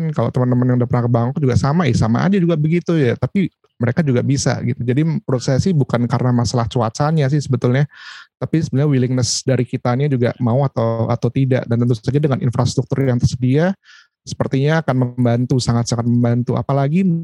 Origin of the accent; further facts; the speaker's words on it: Jakarta, Indonesia; kebetulan uh, saya besar di Jakarta meskipun lahir bukan di Jakarta.